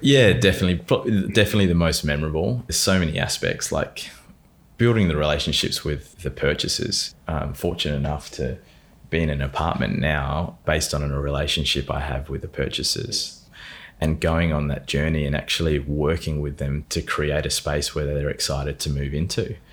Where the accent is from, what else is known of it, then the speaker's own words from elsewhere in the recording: Adelaide, South Australia, Australia; I was born in Adelaide, grew up there on a lot of land just out near McLaren Vale